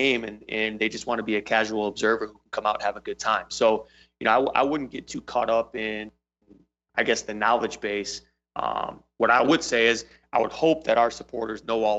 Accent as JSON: {"language": "English", "region": "Michigan", "country": "United States", "tie": "born or raised there", "also_born_or_lived": "Seattle / England / Ann Arbor", "said": "I'm originally from Michigan"}